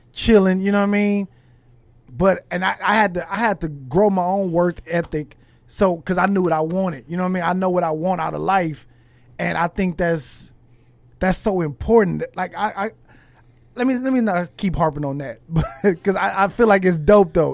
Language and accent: English; Los Angeles, California, United States; I'm from, I'm from California, from L